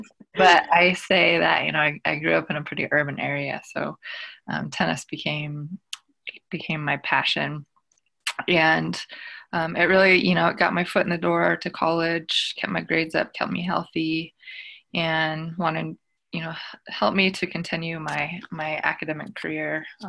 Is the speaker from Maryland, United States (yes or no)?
no; Northern California, United States; I am a Choctaw woman from the Choctaw Nation of Oklahoma, but I did not grow up in my community. I grew up in Northern California. My grandparents came over from Oklahoma in the 40s. And so I was really raised near the Yurok and Maidu communities in Northern California.